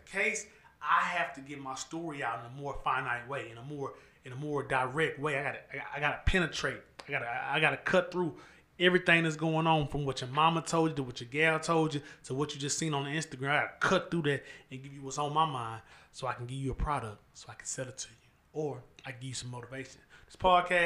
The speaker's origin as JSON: {"language": "English", "town": "Houston", "region": "Texas", "country": "United States", "said": "I'm from Houston"}